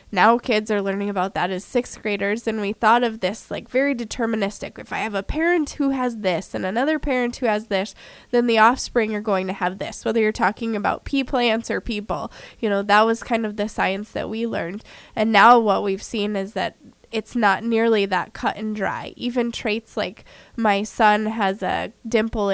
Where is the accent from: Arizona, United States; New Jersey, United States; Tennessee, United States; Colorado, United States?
Colorado, United States; moved away as an adult; now in South Dakota, United States; I'm from Colorado.